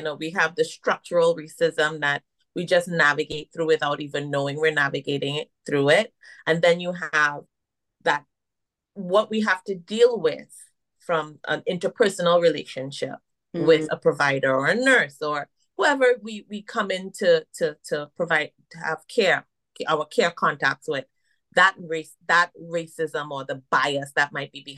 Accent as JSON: {"language": "English", "country": "Trinidad & Tobago", "tie": "born or raised there", "moved": "as an adult", "lives_now": "United States", "said": "I was born here and I left around four and I moved to Trinidad. That's where my mom is from and my dad is from Jamaica. So I am a Caribbean woman. I identify as that. You can hear it. I can't hide it. That's where I was raised."}